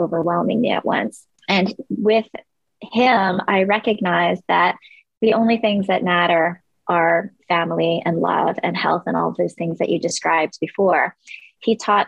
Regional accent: Long Island, New York, United States; also born or lived in Korea; Long Island, New York, where I grew up

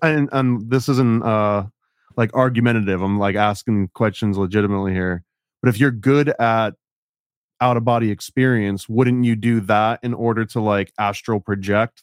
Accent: Oneonta, New York, United States; I grew up in Oneana, which was a little bit south of Cooperstown

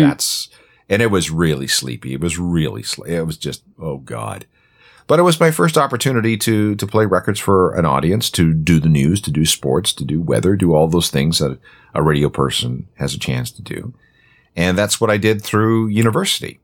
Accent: small town north of Winnipeg, Manitoba, Canada; now in Toronto, Canada; I grew up in a small town north of Winnipeg.

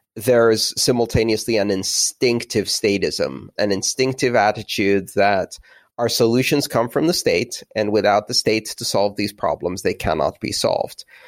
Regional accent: Greece; moved away; my childhood of growing up in Greece

